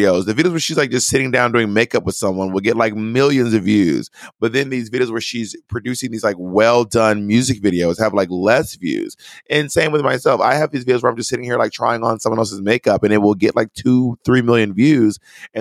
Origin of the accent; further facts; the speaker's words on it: Atlanta, Georgia, United States; I'm from Atlanta, which has a big hip hop scene